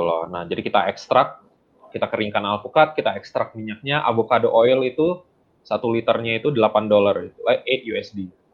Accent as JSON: {"language": "Indonesian", "town": "Bandung", "region": "West Java", "country": "Indonesia", "tie": "born or raised there", "also_born_or_lived": "West Sumatra", "said": "saya tinggal di Bandung, uh, saya aslinya orang uh, Sumatera Barat, orang Padang. Hmm. tapi saya memang lahir di Bandung. Jadi orang tua aslinya dari Sumatera Barat."}